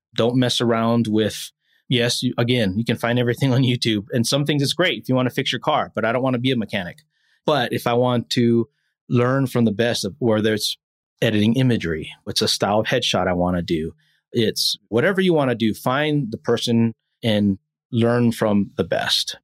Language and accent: English; Hawaii, United States; moved away; I'm born and raised in Hawaii